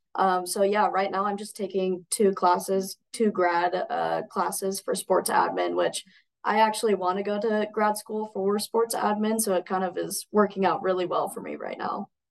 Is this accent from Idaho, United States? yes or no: yes; Coeur d'Alene, Idaho, United States; now in Caldwell, United States; I'm Idaho born and raised, but up in Coeur d'Alene